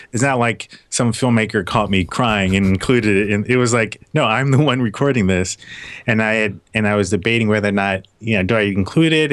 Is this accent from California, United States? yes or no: yes; Los Angeles, California, United States; also born or lived in Philadelphia / Atlanta; now in Seattle, United States; I was born in Philadelphia, and so she moved out to Hollywood, California when I was like five or six